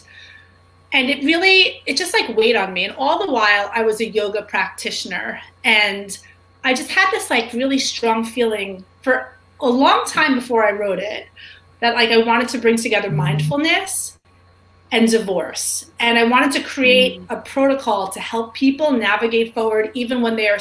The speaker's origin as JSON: {"language": "English", "town": "New York City", "region": "New York", "country": "United States", "tie": "born or raised there", "said": "I grew up in New York City"}